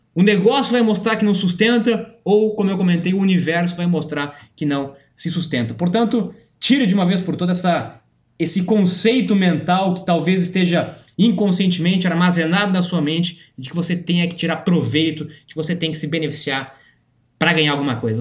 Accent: Brazil; nós, como brasileiros

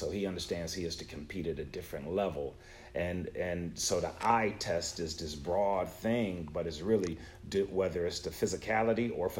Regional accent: Buffalo, New York, United States; I'm from Buffalo, my brother.

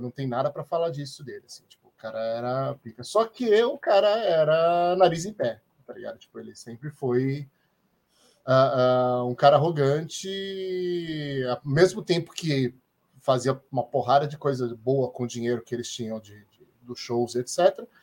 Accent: Santos, São Paulo, Brazil; Eu, eu, cresci em Santos, hein?

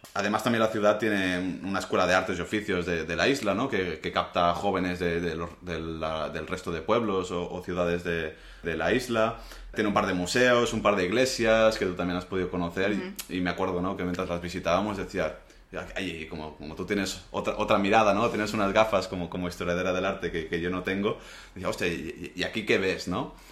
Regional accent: Menorca, Balearic Islands, Spain; mi punto de vista como menorquín

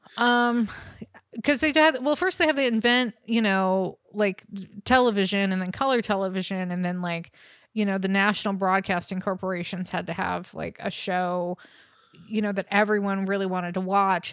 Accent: Bay Area, California, United States; I grew up in the Bay Area

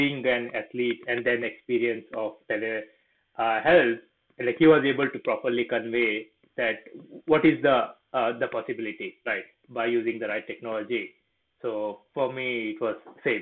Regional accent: Goa, India; now in New York, United States; I'm originally from India. So before moving to US, I used to live in a place called Goa

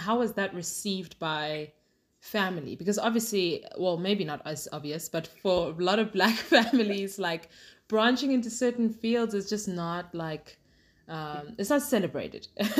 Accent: South Africa; both my parents moved here, I want to say like 32 years ago, 33 years ago, but I was born and raised here in South Africa, but family's from Zim through and through.

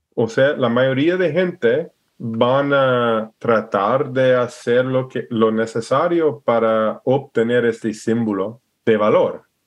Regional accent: Alaska, United States; Spanish is a second language; moved away as an adult; also born or lived in Idaho / Ecuador / Oregon; nací y, y, creí en Alaska y un poco en Idaho.

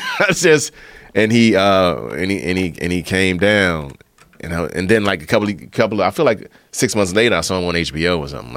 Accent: Prince George's County, Maryland, United States; I grew up in Prince George's County, Maryland

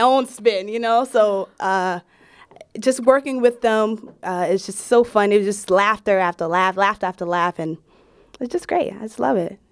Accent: New York City, New York, United States; naturally from Brooklyn

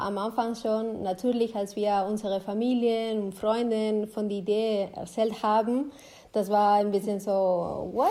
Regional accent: Spain; German is a second language; now in Germany; ich komme zum Beispiel aus Spanien

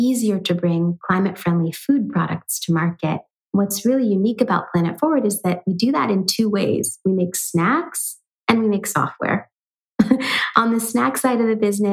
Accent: San Francisco, California, United States; also born or lived in New York City; I moved back to the Bay Area, my hometown of San Francisco

